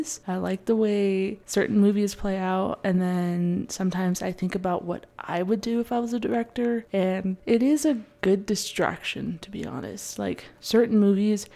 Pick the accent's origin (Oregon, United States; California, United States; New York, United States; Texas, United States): Oregon, United States; Portland; I grew up in Portland, Oregon, home of Voodoo Donuts